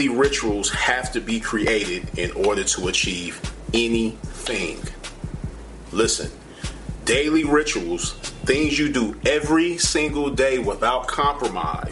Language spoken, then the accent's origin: English; Los Angeles, California, United States; I'm from Los Angeles originally, Crenshaw and Slauson District on the west side of things